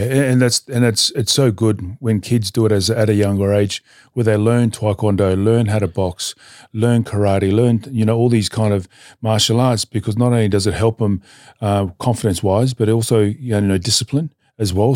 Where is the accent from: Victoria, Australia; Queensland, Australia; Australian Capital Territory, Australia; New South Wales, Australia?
New South Wales, Australia; Newcastle; also born or lived in Tonga; I grew up in Newcastle, New South Wales